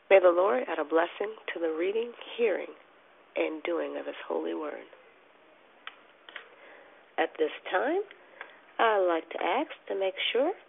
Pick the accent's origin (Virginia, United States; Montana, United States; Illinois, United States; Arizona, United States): Arizona, United States; from Arizona, and I'm your hostess this morning.